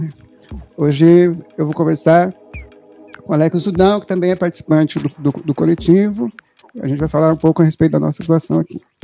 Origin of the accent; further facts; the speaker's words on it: São Paulo, Brazil; eu sou daqui, eu sou daqui do Capão Redondo, nasci ali perto daquele hospital Piratininga